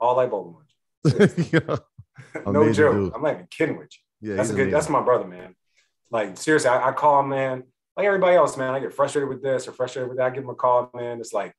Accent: Philadelphia, Pennsylvania, United States; I'm from Philly, man. So like, start there.

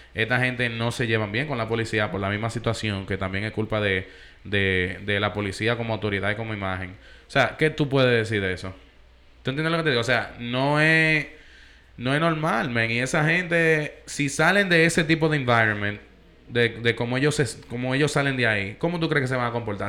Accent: New York, United States; yo soy de Nueva York

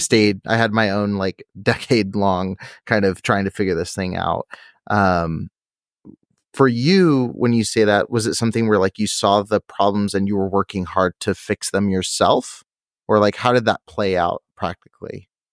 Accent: California, United States; I'm from California

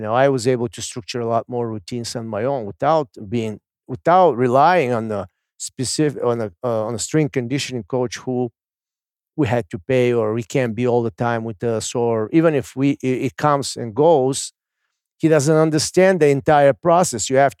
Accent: Bulgaria; the lamb that we grew up in Bulgaria and we swing it here.

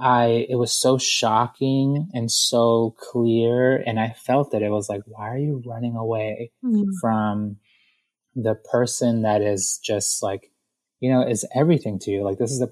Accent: Ecuador; And I come from Ecuador. I grew up in the inner city.

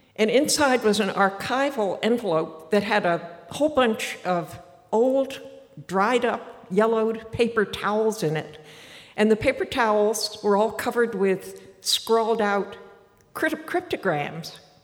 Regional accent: Martha's Vineyard, Massachusetts, United States; moved away as an adult; I was born on Martha's Vineyard

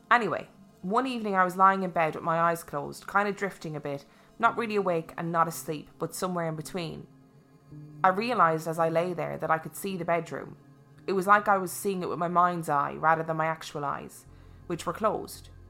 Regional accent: Gloucester, South West England, United Kingdom; moved away as an adult; now in London, United Kingdom; I was born and raised in Gloucester, but in 1998 moved to Barking in East London

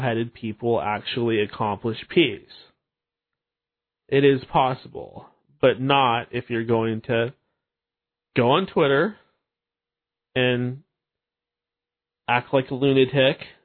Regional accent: Seattle, Washington, United States; growing up in the Pacific Northwest, in the Seattle area

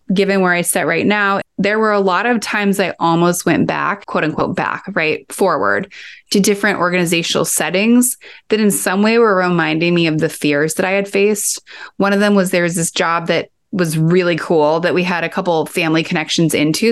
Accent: Kansas, United States; I grew up in Kansas

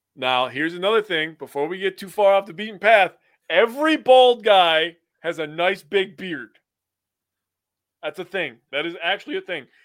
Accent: United States; I'm from America

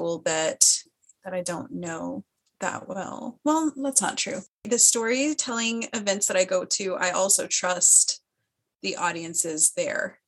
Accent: Phoenix, Arizona, United States; moved away as an adult; also born or lived in Missouri; now in San Diego, United States; I grew up in Phoenix

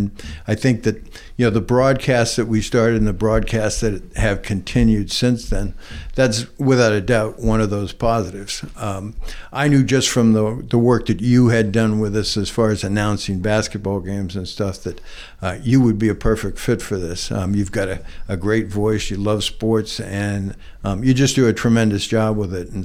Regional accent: Nantucket, Massachusetts, United States; also born or lived in South Carolina; I was born and raised here, went through all my schooling here

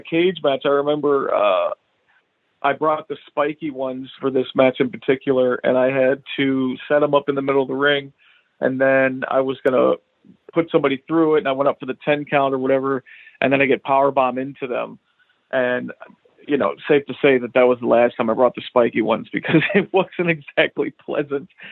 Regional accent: United States; I'm an American

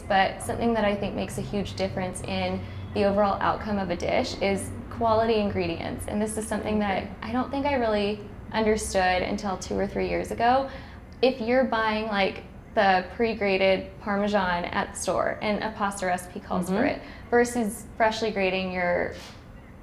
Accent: Pasadena, California, United States; I'm from Pasadena area

